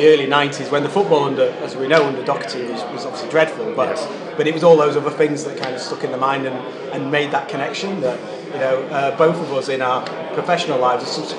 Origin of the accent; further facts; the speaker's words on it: Otley, Yorkshire and the Humber, United Kingdom; also born or lived in Aberdeen; now in Northumberland, United Kingdom; growing up in Otley, I was certainly in a minority